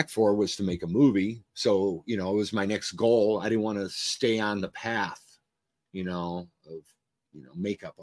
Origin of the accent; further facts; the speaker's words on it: Cleveland, Ohio, United States; moved away as an adult; also born or lived in Los Angeles; I was from Cleveland, you know, inner city kid